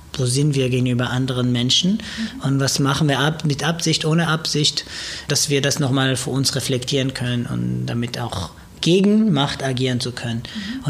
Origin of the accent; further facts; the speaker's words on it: Israel; German is a second language; now in Germany; Also ich komme aus Israel, ich bin Jude